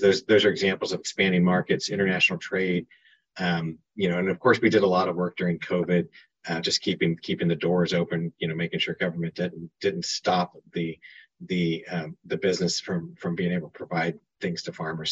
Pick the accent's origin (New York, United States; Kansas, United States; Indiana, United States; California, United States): Kansas, United States; moved away as an adult; now in Washington, D.C., United States; I'm originally from Kansas.